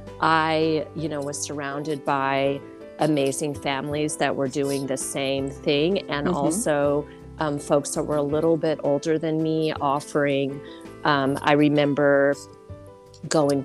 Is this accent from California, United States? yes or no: yes; Oakland, California, United States; also born or lived in Berkeley, California / Sacramento, California / Santa Cruz, California / Alameda, California; We were born at Kaiser Hospital in Oakland.